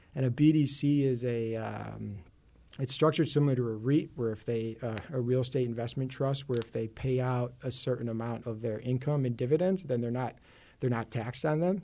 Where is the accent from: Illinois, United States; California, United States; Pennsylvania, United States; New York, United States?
Illinois, United States; Chicago; accent: Chicago; I grew up in Chicago